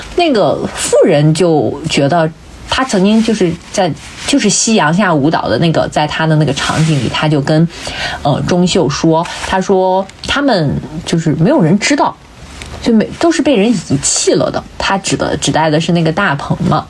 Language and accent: Chinese; northern China, China; 我们北方，特别是像我们老家